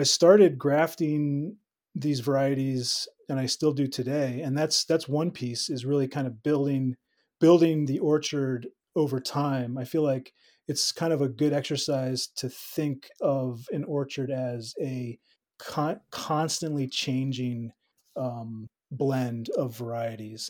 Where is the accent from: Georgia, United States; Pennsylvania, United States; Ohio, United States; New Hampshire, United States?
Pennsylvania, United States; moved away as an adult; also born or lived in New Mexico / Finger Lakes, New York; came back to the East Coast where I grew up in Pennsylvania